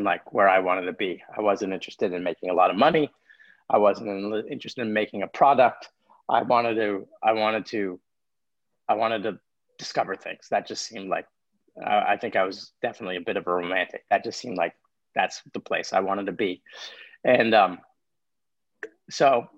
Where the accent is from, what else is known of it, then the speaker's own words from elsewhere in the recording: Los Angeles, California, United States; moved away; I grew up in Los Angeles.